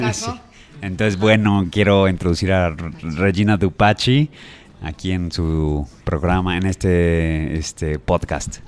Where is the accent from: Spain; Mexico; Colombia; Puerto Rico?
Mexico